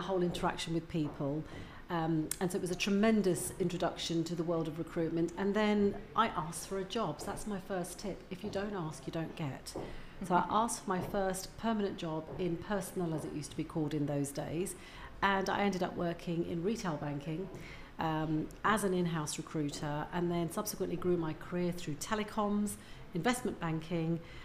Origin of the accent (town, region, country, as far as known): Leicester, East Midlands, United Kingdom; born or raised there; also born or lived in Uganda